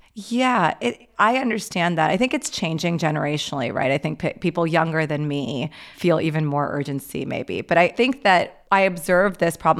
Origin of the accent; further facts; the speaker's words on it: Pakistan; I'm Pakistani